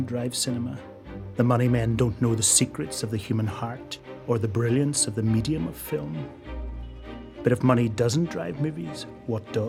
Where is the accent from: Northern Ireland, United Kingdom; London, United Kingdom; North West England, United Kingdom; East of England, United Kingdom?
Northern Ireland, United Kingdom; Belfast; born or raised there; moved away